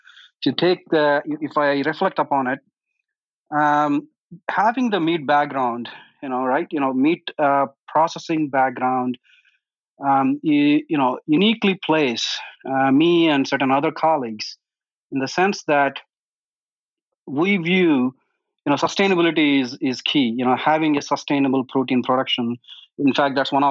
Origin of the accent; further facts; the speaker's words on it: India; now in United States; I am originally from India